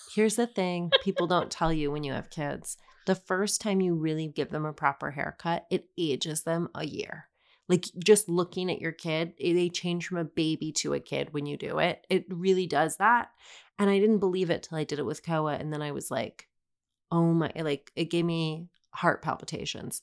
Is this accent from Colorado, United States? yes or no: yes; Denver, Colorado, United States; I grew up in Denver.